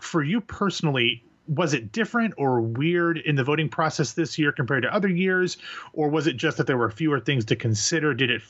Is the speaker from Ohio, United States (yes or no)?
yes; Columbus, Ohio, United States; my hometown of Columbus, Ohio